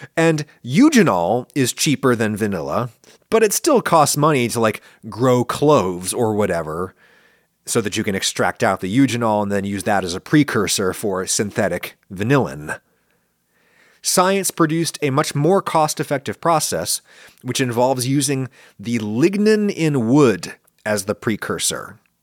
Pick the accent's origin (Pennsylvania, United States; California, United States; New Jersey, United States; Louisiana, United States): Pennsylvania, United States; central; accent: standard northern US English; moved away; When I grew up, uh, in central Pennsylvania, most people talked basically the way that I talk now.